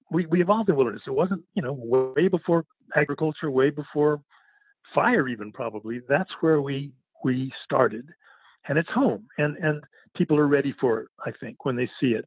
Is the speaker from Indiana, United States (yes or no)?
no; Berkeley, California, United States; I grew up in Berkeley during the People's Park and the and the Mario Savio movement